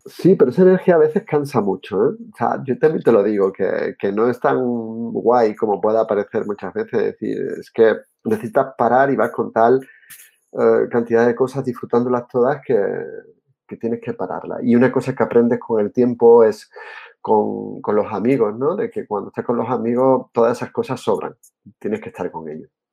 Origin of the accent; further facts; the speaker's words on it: Seville, Andalusia, Spain; also born or lived in Jerez de la Frontera; yo soy andaluz, como te he dicho antes, nací en Jerez, me crié en Sevilla, en Triana, que soy muy trianero